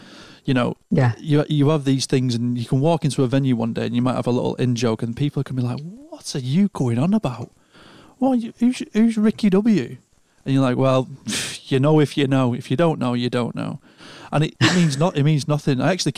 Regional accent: Lancashire, North West England, United Kingdom; Lancashire, the real Rose.

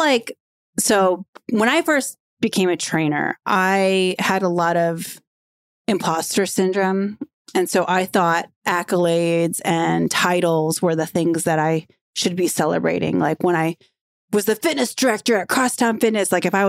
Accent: Philippines; being able to represent women that are pregnant and being a Filipino and a mother and a working mom

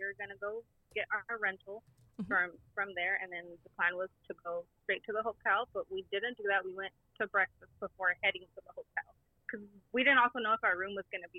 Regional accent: California, United States; We're from California.

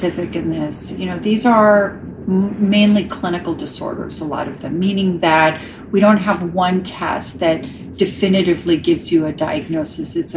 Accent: New York City, New York, United States; moved away as an adult; also born or lived in Ireland / Chicago; now in Los Angeles, United States; Born and raised in New York City

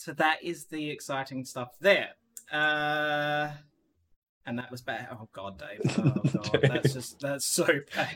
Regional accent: Australia; now in Netherlands; I'm an Australian

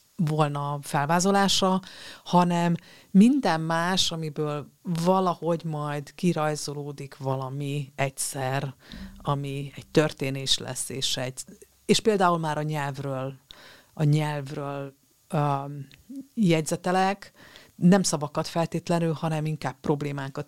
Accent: Romania; moved away; ahol én születtem, ez egy románul is használható név volt

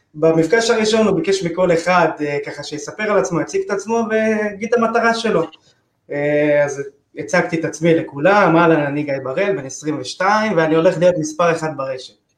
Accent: Tel Aviv, Tel Aviv District, Israel; זה האזור שלי, גדלתי פה, אני חי פה

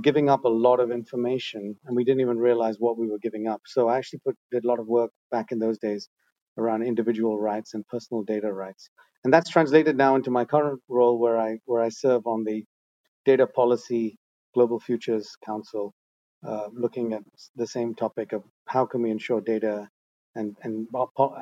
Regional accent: Netherlands; moved away as an adult; also born or lived in India / Asia; I was born in India, but I moved to the Netherlands when I was five. So I'm actually Dutch. Spent most of my life in Holland. Grew up in the Netherlands

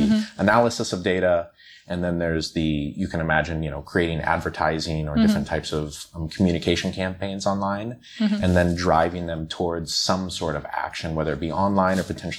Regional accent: Omaha, Nebraska, United States; moved away as an adult; now in China; I'm from the States, originally from the Midwest, so right in the center, Omaha, Nebraska

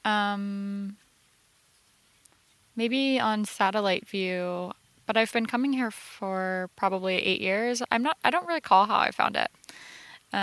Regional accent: rural north central Florida, United States; now in Los Angeles, United States; In rural north central Florida

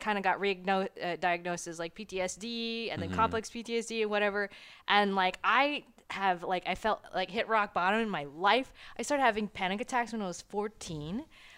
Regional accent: Florida, United States; I'm from Florida. And so we watch these tropical waves turn into tropical storms and then sometimes hurricanes.

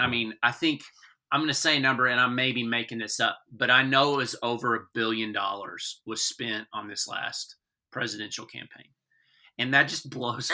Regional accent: Texas, United States; I'm a Texan

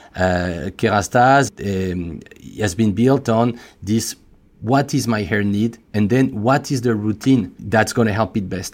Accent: France; accent: French; English is a second language; as you could probably guess by, uh, by my accent, I'm, I'm French

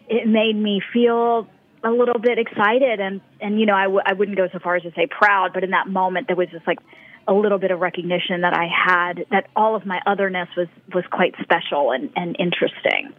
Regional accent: North Carolina, United States; also born or lived in Washington, D.C. area / India; spent a couple years in the D.C. area, and then uh, mainly grew up in North Carolina

